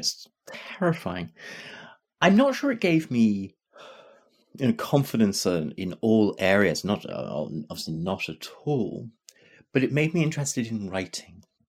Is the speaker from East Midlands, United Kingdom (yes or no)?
no; Glasgow, Scotland, United Kingdom; I'm growing up in Glasgow